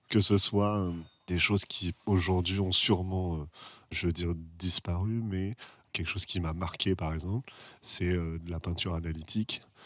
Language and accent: French; Paris, Île-de-France, France; also born or lived in United States; Je viens de Paris. Je n'ai pas beaucoup bougé